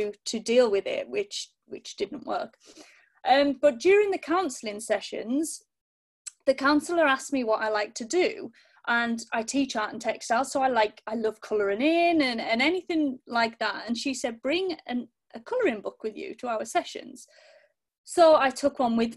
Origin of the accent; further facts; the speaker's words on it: Cumbria, North West England, United Kingdom; now in East Sussex, United Kingdom; I'm originally from Cumbria, and now I live down in East Sussex with my husband